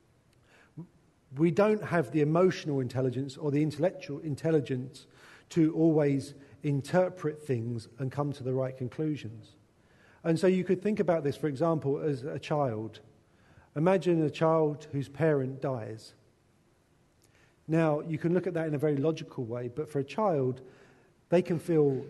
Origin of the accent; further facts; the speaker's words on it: England, United Kingdom; a white English man